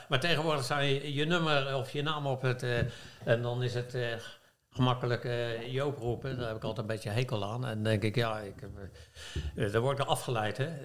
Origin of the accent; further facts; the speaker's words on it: The Hague, South Holland, Netherlands; als geboren Hagenees